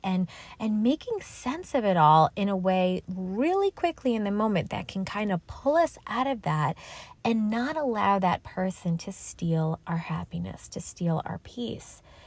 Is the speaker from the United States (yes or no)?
yes; New York City, New York, United States; I'm from New York City.